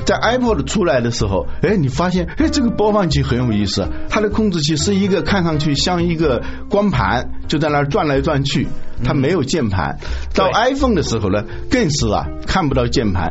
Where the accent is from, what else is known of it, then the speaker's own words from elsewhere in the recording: China; 我们中国人